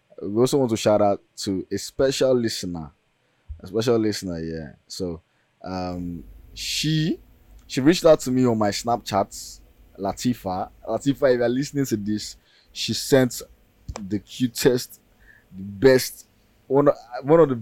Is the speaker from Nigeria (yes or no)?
yes; Nigeria; our university life in as Nigerian students